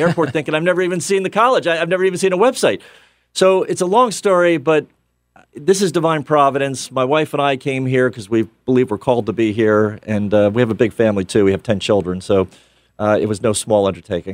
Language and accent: English; New York City, New York, United States; moved away; also born or lived in Pennsylvania; I'm from Bronx, New York.